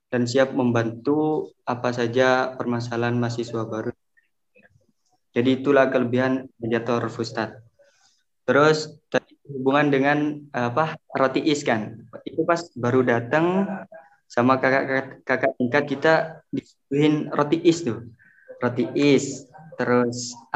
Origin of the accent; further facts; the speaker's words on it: Indonesia; now in Egypt; Tapi intinya pas kita kan orang Indo kan biasa sarapan pagi gitu kan ya.